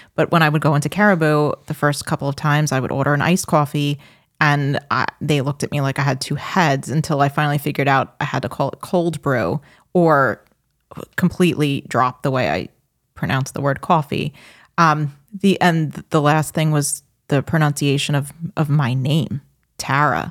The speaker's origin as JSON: {"language": "English", "town": "New York City", "region": "New York", "country": "United States"}